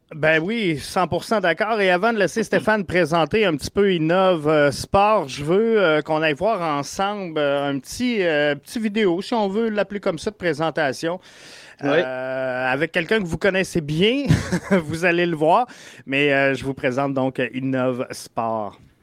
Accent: Quebec City, Quebec, Canada; je viens de Québec

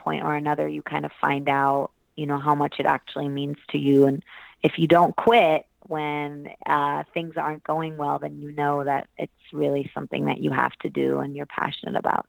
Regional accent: New York City, New York, United States; also born or lived in Hamburg, Germany; I was born in Germany, and we moved over to the States when I was 8 to New York City. So I grew up in Manhattan.

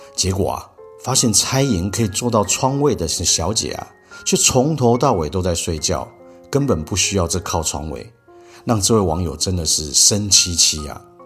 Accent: Sanchong, New Taipei, Taiwan; 我是在三重长大的

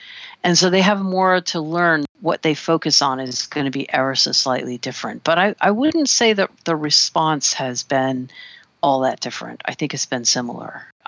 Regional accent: Washington, District of Columbia, United States; moved away; also born or lived in Oberlin, Ohio; I'm from Washington, D.C.

